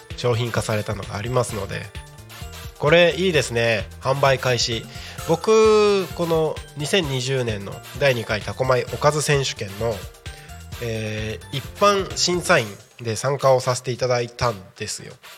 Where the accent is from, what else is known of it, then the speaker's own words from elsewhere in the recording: Takko, Aomori, Japan; also born or lived in Morioka, Iwate; now in Tako, Japan; 僕の地元のね青森県田子町